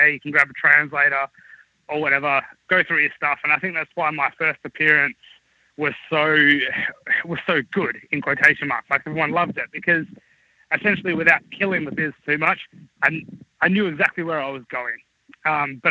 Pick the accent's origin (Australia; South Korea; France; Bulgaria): Australia; being Australian